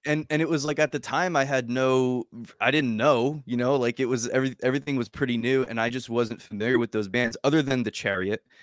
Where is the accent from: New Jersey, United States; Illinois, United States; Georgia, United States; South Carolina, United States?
New Jersey, United States; I'm from New Jersey